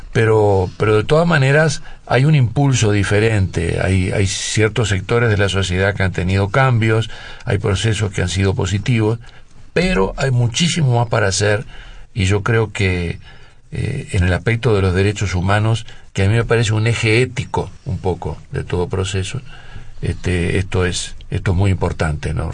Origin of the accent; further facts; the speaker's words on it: Uruguay; moved away as an adult; also born or lived in France; yo como uruguayo